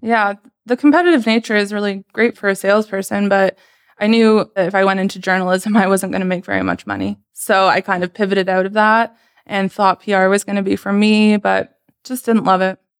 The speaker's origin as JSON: {"language": "English", "town": "Sarnia", "region": "Ontario", "country": "Canada", "tie": "born or raised there", "also_born_or_lived": "Romania / Waterloo", "moved": "as an adult", "lives_now": "Toronto, Canada", "said": "once I came over to Canada, I grew up mostly in Sarnia"}